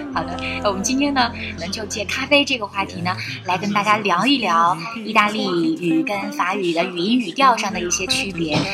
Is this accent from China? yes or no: yes; China; 我们中国人